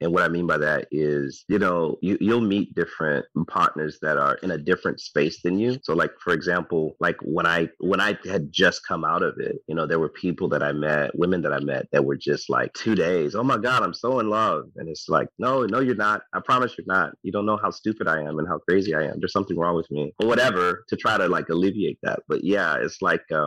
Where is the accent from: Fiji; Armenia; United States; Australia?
United States; St. Louis, Missouri; moved away as an adult; now in San Diego, United States; I'm from St. Louis